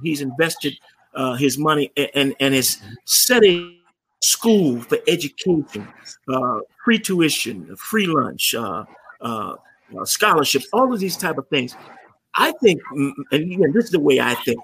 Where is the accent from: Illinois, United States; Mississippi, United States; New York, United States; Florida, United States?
Illinois, United States; Maywood; since we were kids growing up in Maywood.